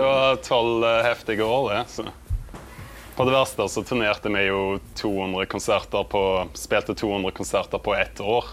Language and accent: Norwegian; Vikedal, Rogaland, Norway; jeg kommer fra Vikedal, som er en veldig liten plass på Vestlandet